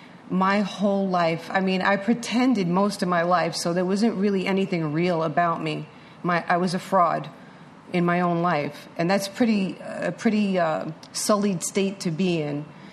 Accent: New York City, New York, United States; born there; I was born in New York City Hospital in 1960, and we moved around a lot.

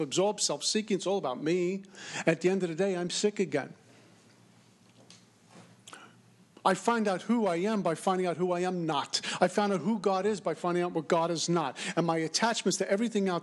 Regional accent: New York, United States; I'm from New York

